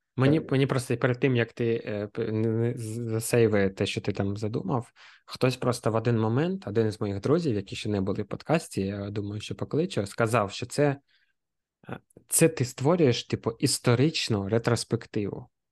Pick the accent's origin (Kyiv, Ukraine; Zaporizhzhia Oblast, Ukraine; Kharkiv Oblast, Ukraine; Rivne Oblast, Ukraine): Kharkiv Oblast, Ukraine; Kharkiv; я харків'янин